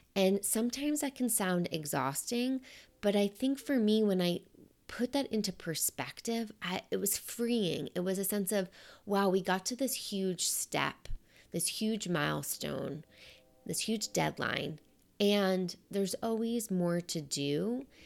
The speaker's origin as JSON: {"language": "English", "region": "New York", "country": "United States", "said": "I'm a New Yorker."}